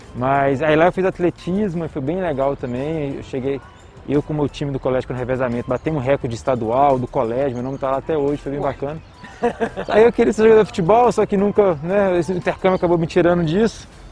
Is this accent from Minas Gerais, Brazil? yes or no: yes; Timóteo, Minas Gerais, Brazil; moved away as an adult; also born or lived in Coronel Fabriciano / Ipatinga / Rio de Janeiro / São Luís; now in Belo Horizonte, Brazil; eu nasci em Coronel Fabriciano, eu morei a maior parte da minha vida em Timóteo e estudei em Patinho, ou seja, as três cidades do Vale do Aço ali